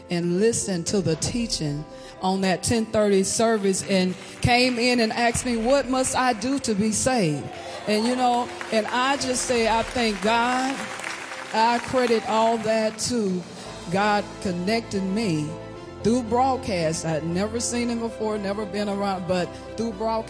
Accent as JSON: {"language": "English", "town": "Hattiesburg", "region": "Mississippi", "country": "United States", "said": "I'm from Hattiesburg, Mississippi"}